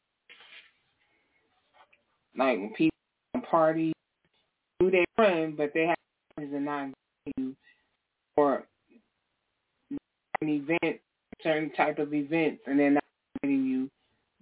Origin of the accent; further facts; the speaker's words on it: New York, United States; moved away as an adult; now in New Jersey, United States; I'm from New York. I'm not from Jersey. I'm originally from New York